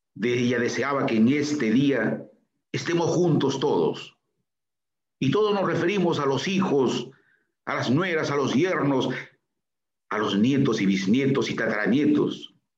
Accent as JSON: {"language": "Spanish", "town": "Chiquián", "region": "Ancash", "country": "Peru", "tie": "born or raised there", "said": "primera comunión en mi pueblo natal, Chiquián"}